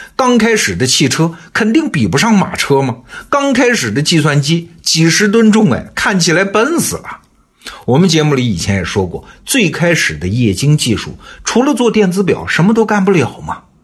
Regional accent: China; 我们中国人

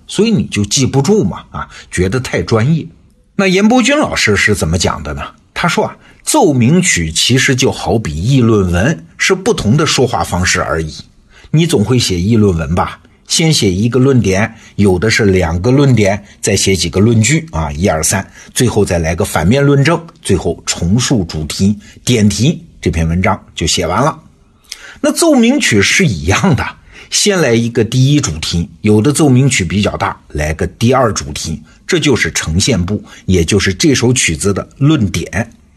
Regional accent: China; 我们中国人

